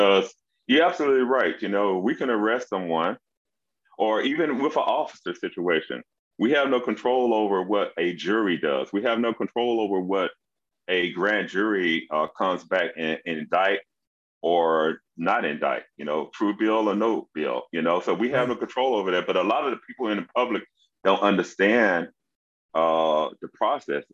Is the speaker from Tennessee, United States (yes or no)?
yes; Memphis, Tennessee, United States; now in Irving, United States; I grew up in Memphis, Tennessee